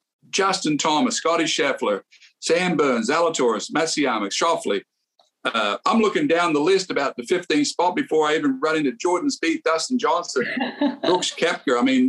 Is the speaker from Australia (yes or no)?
yes; Australia; now in Texas, United States; Me being Australian, of course, but, you know, living most of my life in Texas, it's a wonderful time of year, May, in Texas.